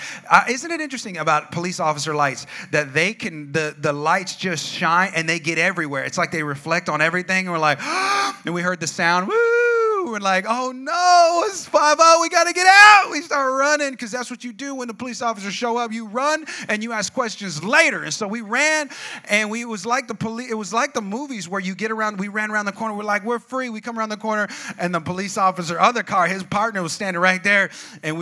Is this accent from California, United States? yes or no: yes; California, United States; moved away; also born or lived in Albuquerque, New Mexico; I'm from California, but I live part of my life in a place called New Mexico, Albuquerque, New Mexico